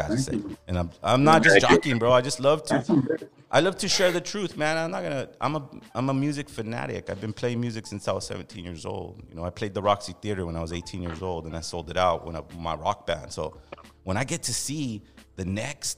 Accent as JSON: {"language": "English", "town": "Los Angeles", "region": "California", "country": "United States", "tie": "born or raised there", "said": "growing up in East LA being very poor"}